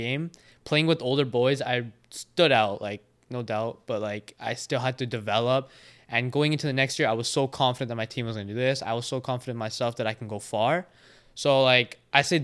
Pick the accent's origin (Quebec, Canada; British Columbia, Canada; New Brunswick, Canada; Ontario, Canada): British Columbia, Canada; Prince George; also born or lived in Vancouver; But growing up in Prince George